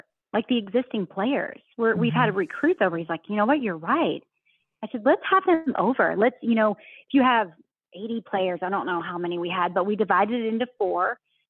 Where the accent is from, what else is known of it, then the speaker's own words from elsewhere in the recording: the South, United States; accent: Southern drawl; I'm from the South. So I still do that Southern